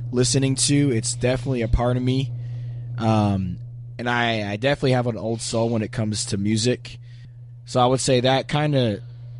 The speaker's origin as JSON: {"language": "English", "region": "Pennsylvania", "country": "United States", "tie": "born or raised there", "said": "we grew up in Pennsylvania"}